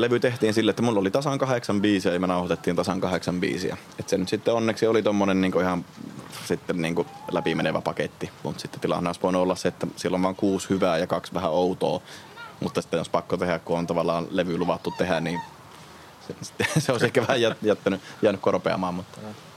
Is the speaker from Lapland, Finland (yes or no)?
yes; Rovaniemi, Lapland, Finland; me ollaan Rovaniemeltä käymässä täällä